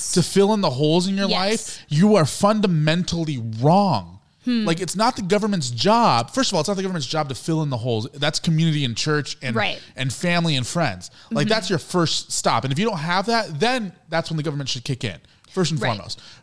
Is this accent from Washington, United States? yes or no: no; Orange County, California, United States; I grew up in Orange County, California